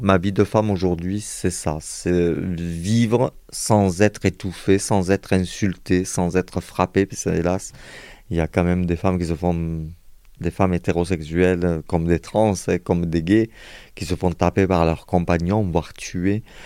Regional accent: Montpellier, Occitania, France; moved away as an adult; now in Perpignan, France; il a fallu que je me sauve de ma ville natale

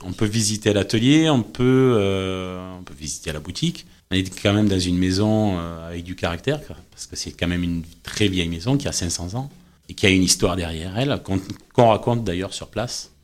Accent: Marseille, Provence-Alpes-Côte d'Azur, France; moved away as an adult; now in Plufur, France; je suis de Marseille au départ

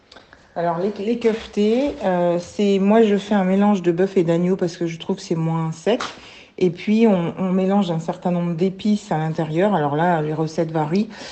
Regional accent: France; Je suis née en France, d'un père français qui a été à l'école arménienne

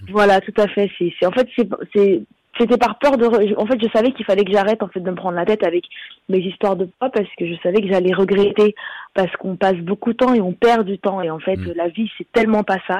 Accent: Belgium; j'ai grandi en Belgique

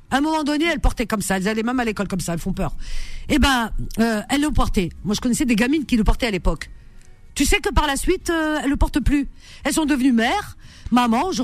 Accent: France; moi je sais que je suis française.

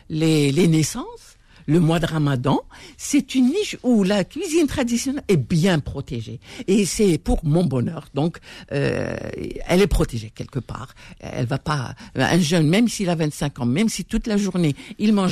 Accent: Algeria; Euh, il le faut, Parce qu'on est algérien quand même.

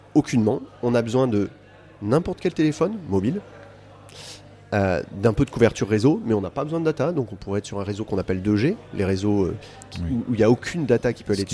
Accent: France; now in Côte d'Ivoire; je suis français

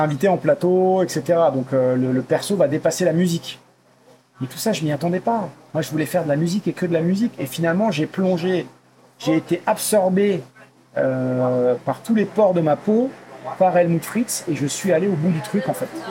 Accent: Forbach, Grand Est, France; now in Paris, France; ma ville natale à Forbach dans le 57

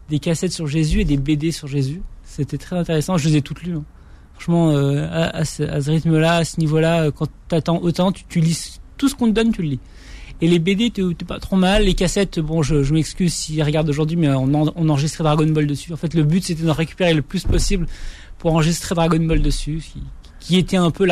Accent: Morocco; de, de, de, mon enfance au Maroc.

